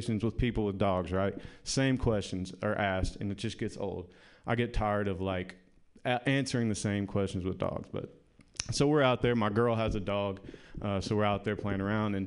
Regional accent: the South, United States; now in San Francisco, United States; I am from the South

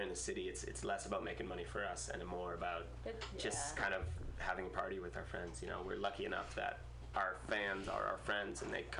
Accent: Massachusetts, United States; moved away; I'm from Massachusetts. Oh, nice. Yeah, yeah. Right outside of Cape Cod.

